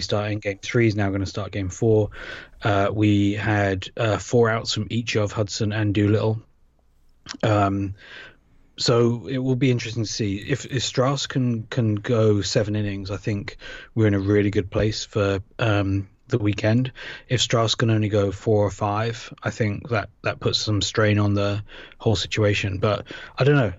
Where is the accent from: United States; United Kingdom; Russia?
United Kingdom; accent: British; moved away; my accent